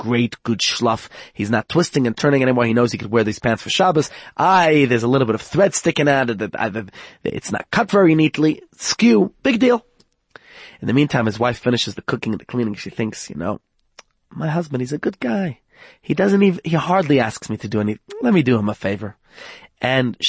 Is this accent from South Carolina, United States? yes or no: no; New York, United States; moved away; I come from New York